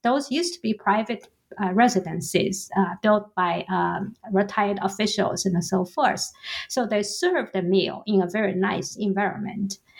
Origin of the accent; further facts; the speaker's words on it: Suzhou, Jiangsu, China; now in United States; Suzhou, uh, which is my hometown uh, in the Jiangsu province